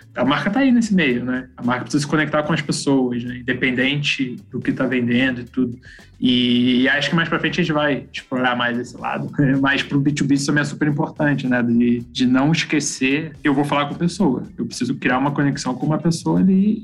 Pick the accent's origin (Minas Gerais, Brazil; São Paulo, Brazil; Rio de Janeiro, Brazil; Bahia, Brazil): Rio de Janeiro, Brazil; Petrópolis; sou de Petrópolis, uma cidadezinha lá, região Serrano do Rio